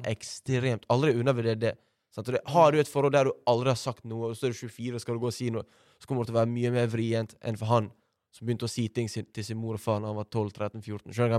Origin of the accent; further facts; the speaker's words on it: Bergen, Vestland, Norway; jeg er oppvokst på Valmøra skole